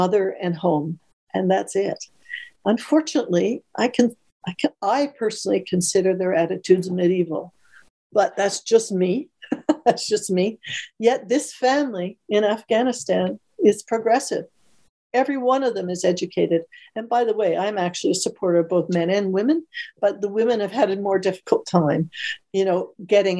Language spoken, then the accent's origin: English; Canada; as a Canadian, yes, daughter of immigrants, I had no difficulty in any way in Canada getting into university